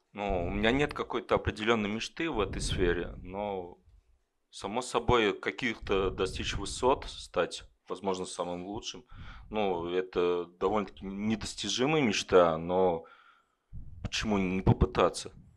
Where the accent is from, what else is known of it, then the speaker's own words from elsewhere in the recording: Kovrov, Vladimir Oblast, Russia; moved away as an adult; now in Ryazan, Russia; я сам из Коврова, родился в Коврове, учился в Коврове, но потом переехал в Рязань и сейчас работаю в Рязани.